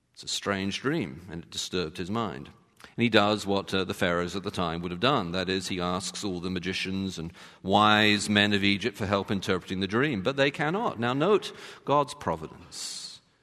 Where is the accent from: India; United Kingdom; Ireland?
United Kingdom; I'm British